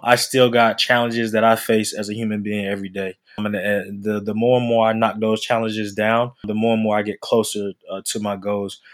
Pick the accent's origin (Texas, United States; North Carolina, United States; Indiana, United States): North Carolina, United States; now in Atlanta, United States; I'm from North Carolina.